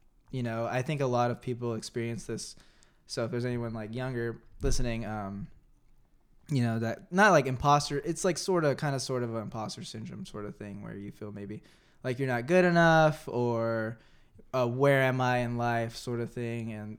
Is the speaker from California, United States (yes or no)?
yes; San Jose, California, United States; also born or lived in Santa Clara, California / Santa Cruz, California; mainly lived in San Jose